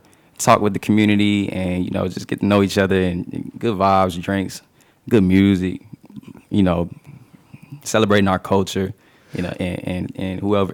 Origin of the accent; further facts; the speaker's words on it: Chula, Mississippi, United States; moved away as an adult; now in San Marcos, United States; I'm from Chula, Mississippi.